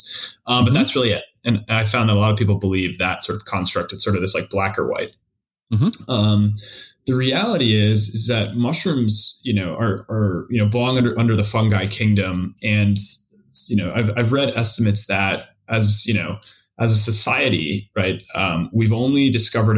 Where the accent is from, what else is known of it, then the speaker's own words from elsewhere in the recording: East Coast, United States; moved away as an adult; also born or lived in Minnesota / Boston; now in Seattle, United States; I'm from the East Coast originally